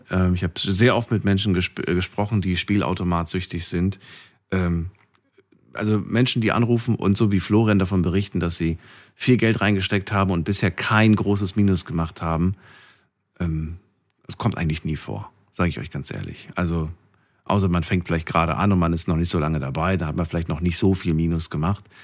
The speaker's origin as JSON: {"language": "German", "town": "Frankfurt", "region": "Hesse", "country": "Germany", "said": "Ich komme aus Frankfurt. Was soll ich denn sagen?"}